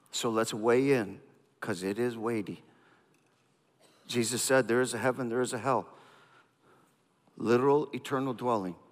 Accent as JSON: {"language": "English", "country": "India", "tie": "born or raised there", "said": "I grew up in India"}